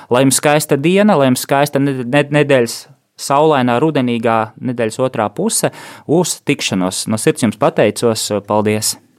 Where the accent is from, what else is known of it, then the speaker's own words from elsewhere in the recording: Riga, Latvia; moved away as an adult; es esmu dzimis un audzis Rīgā